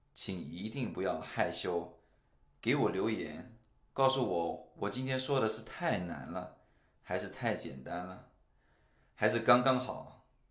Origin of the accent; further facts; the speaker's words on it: China; first language Chinese; moved away as an adult; now in Singapore; 我在中国出生和长大